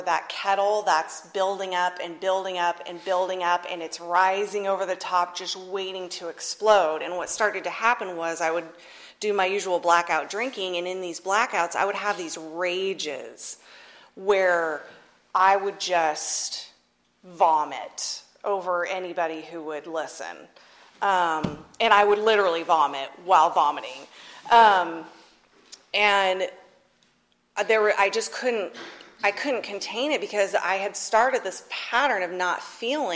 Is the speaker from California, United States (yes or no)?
yes; Northern California, United States; moved away as an adult; also born or lived in Atchison, Kansas; I grew up in Northern California.